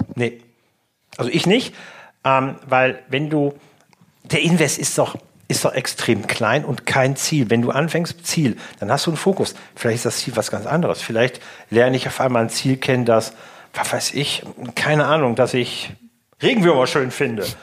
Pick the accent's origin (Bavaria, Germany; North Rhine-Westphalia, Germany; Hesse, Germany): North Rhine-Westphalia, Germany; now in Langenhagen, Germany; zu meiner alten Heimat